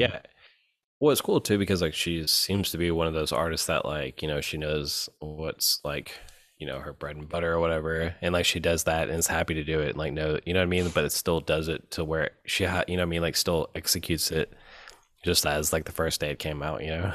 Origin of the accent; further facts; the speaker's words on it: Memphis, Tennessee, United States; moved away as an adult; now in New Orleans, United States; we grew up in Memphis.